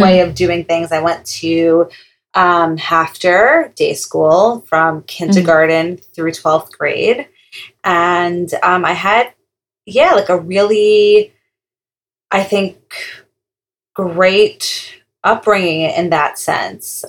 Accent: Long Island, New York, United States; now in Teaneck, United States; I'm from Long Island, New York

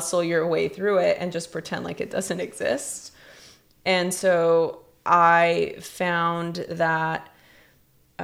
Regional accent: Los Angeles, California, United States; growing up in East LA during a very chaotic time in the history of Los Angeles, during the LA riots, first gen Mexican American

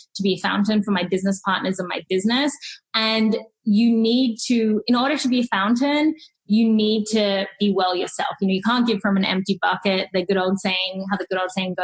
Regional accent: Sydney, New South Wales, Australia; moved away as an adult; now in Seattle, United States; I grew up in Australia

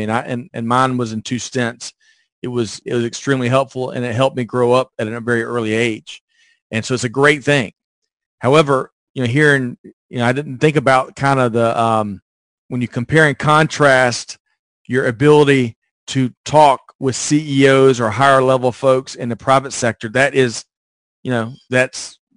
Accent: Aiken, South Carolina, United States; moved away as an adult; I was from Aiken, South Carolina. I was an hour and 20 minutes from home.

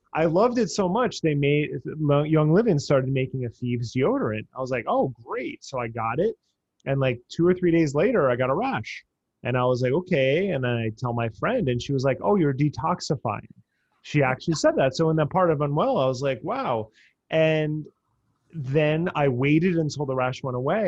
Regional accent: New Jersey, United States; I grew up in New Jersey and I grew up down the shore

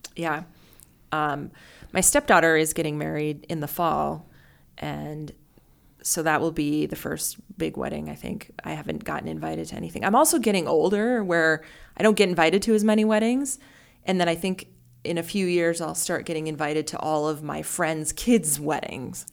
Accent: North Dakota, United States; now in Omaha, United States; I grew up in North Dakota also

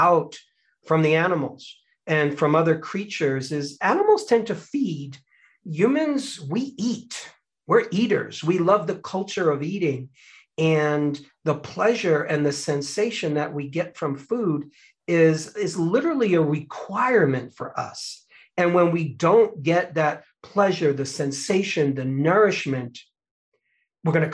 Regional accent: United States

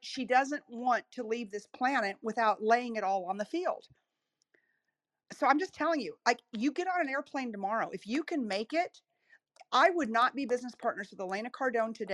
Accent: Texas, United States; I'm from Texas

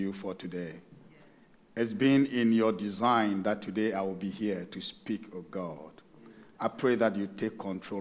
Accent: Ghana; moved away as an adult; now in Sydney, Australia; I'm originally from Ghana, but I've been here for a couple of years now

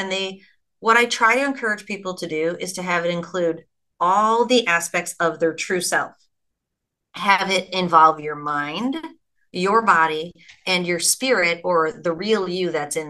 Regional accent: Ireland; which is Irish, which I'm Irish

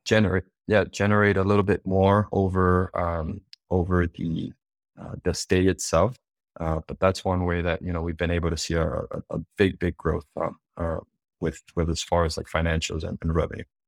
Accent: Miami, Florida, United States; also born or lived in Cuba; I was actually originally born, um, in Cuba. So we, we immigrated from Cuba, uh, here to United States into Miami when I was five years old

